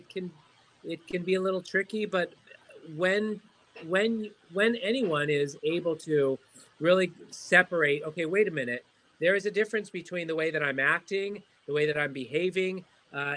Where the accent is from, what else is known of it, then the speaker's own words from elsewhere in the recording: Southern California, United States; growing up in Southern California, I speak Spanish